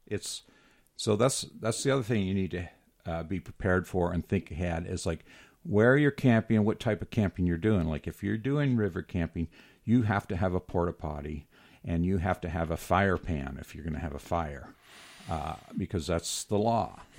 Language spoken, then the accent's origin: English; Moab, Utah, United States; I've been born and raised in Moab.